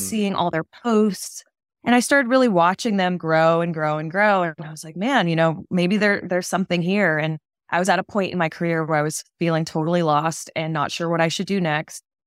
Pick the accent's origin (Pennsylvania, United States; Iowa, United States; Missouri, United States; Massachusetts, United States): Massachusetts, United States; moved away as an adult; now in New York, United States; I'm from Massachusetts, grew up there, went to college there